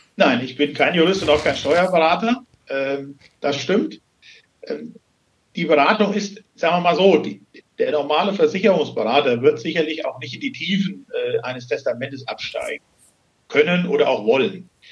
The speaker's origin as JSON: {"language": "German", "region": "Hesse", "country": "Germany", "tie": "born or raised there", "moved": "as an adult", "lives_now": "Wienhausen, Germany", "said": "ich komme gebürtig aus Hessen und bin vor knapp 17 Jahren hier beruflich bedingt hingekommen"}